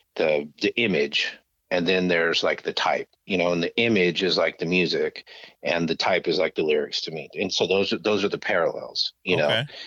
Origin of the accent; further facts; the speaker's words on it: Grand Junction, Colorado, United States; moved away as an adult; also born or lived in Stevens Point, Wisconsin / Kansas; now in Los Angeles, United States; we moved to a place called Grand Junction, Colorado, which is on the western slope of the Rockies, which is closer to Utah than Denver